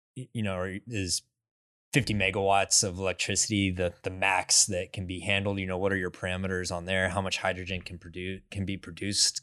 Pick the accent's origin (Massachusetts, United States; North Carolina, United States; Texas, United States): Texas, United States; West; I grew up in West Texas, and It is flat desert.